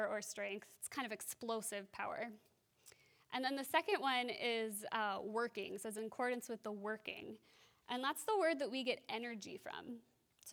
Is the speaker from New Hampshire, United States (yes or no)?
no; Wisconsin, United States; also born or lived in France; now in Minnesota, United States; I grew up in Wisconsin